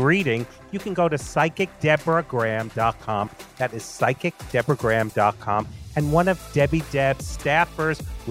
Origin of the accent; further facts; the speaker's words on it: South Orange, New Jersey, United States; I grew up in South Orange